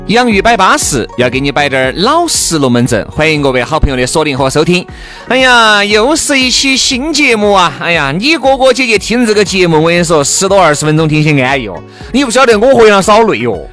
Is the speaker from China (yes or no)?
yes; Chengdu, Sichuan, China; 我们成都人哈，四川人